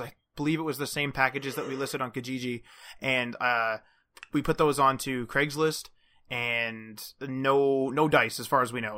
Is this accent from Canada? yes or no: yes; Canada; as we're Canadian